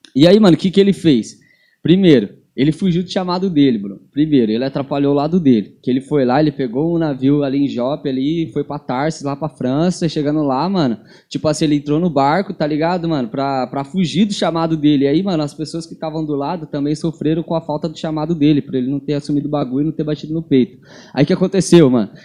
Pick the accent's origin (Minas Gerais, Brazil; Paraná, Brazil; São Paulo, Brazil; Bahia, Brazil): São Paulo, Brazil; now in Londrina, Brazil; eu nasci em São Paulo. Eu não sou de Londrina